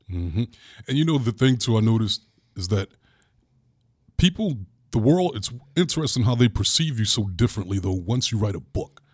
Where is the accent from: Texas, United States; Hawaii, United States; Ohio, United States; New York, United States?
New York, United States; New York City; as a little boy growing up in Brooklyn